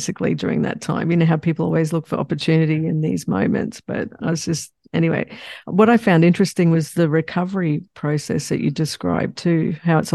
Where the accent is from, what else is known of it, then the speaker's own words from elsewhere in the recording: Australia; moved away; also born or lived in Bay Area, United States; I'm from Australia as well